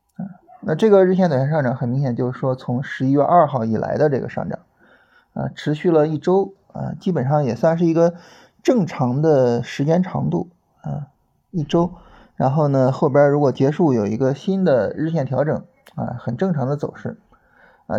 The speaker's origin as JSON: {"language": "Chinese", "region": "Shandong", "country": "China", "tie": "born or raised there", "moved": "yes", "lives_now": "Beijing, China", "said": "我是山东人啊 然后现在在北京生活"}